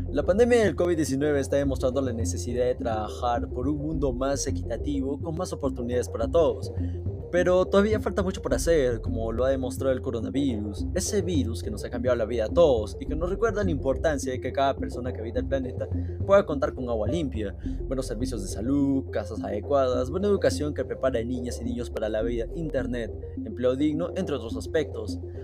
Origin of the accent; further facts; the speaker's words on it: Peru; como peruanos